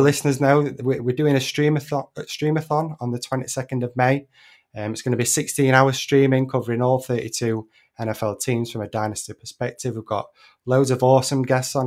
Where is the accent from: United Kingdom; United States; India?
United Kingdom; I'm a Brit